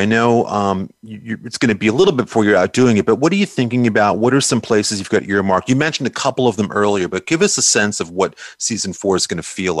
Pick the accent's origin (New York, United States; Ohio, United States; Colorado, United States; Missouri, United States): New York, United States; now in Orange County, United States; growing up in New York as I did